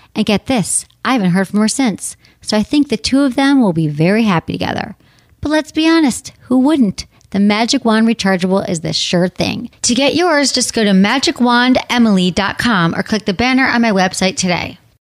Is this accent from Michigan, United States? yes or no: yes; Michigan, United States; my home state, Michigan